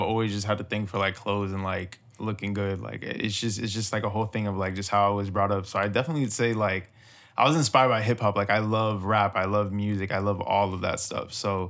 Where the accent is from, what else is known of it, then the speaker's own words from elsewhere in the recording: Miami, Florida, United States; I'm from Miami, Florida. All your life? Yeah, my whole life.